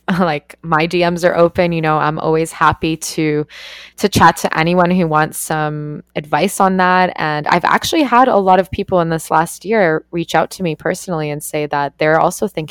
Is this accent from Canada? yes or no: yes; Canada; I grew up in Canada and like went to party universities